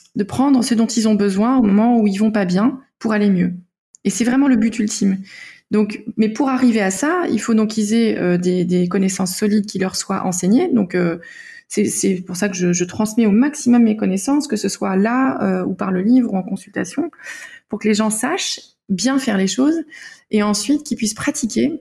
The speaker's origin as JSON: {"language": "French", "country": "Denmark", "moved": "yes", "said": "je viens du Danemark"}